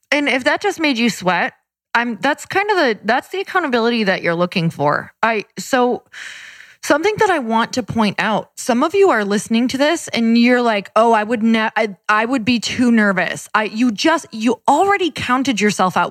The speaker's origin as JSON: {"language": "English", "region": "Midwest", "country": "United States", "said": "I'm from the Midwest"}